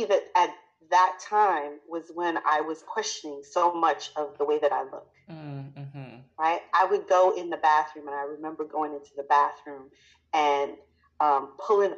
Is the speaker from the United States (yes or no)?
yes; New York, United States; moved away as an adult; I was born in New York. I'm a New Yorker. I consider myself a New Yorker always. Even though I haven't lived in New York for, oh my goodness, going on about 20 years now.